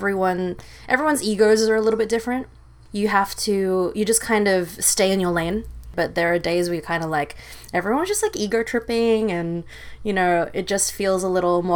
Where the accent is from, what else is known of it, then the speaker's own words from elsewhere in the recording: Sydney, New South Wales, Australia; moved away as an adult; also born or lived in Philippines / New York; now in Los Angeles, United States; I am from Sydney, Australia, originally born in the Philippines, but raised in Australia until I was 18